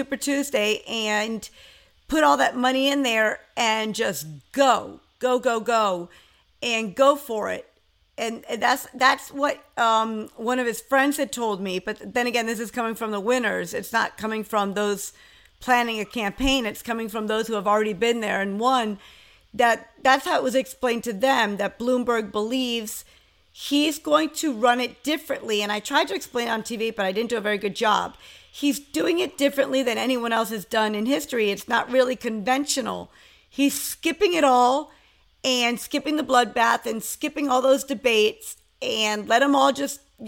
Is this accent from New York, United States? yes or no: yes; New York, United States; As a New Yorker